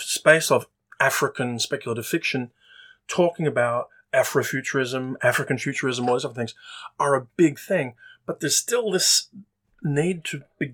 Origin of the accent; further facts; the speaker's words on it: Australia; as an Australian who's worked on the year's best